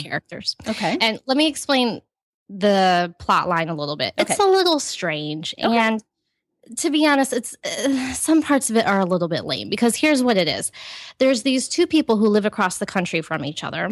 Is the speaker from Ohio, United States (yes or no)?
yes; Ohio, United States; I grew up in Ohio in a Christian home on a farm